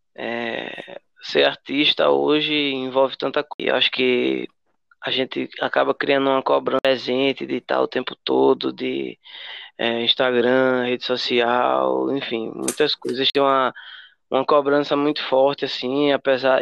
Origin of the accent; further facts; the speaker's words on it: Carpina, Pernambuco, Brazil; also born or lived in Recife / Escada; now in Vitória de Santo Antão, Brazil; eu nasci em Recife, né, Joyce também, a gente nasceu em Recife, e, mas eu cresci no interior, cresci em Carpina. me considero de Carpina, apesar de ter saído lá novo, mas aí já morei em vários lugares, morei em Escada. Atualmente eu moro em Vitória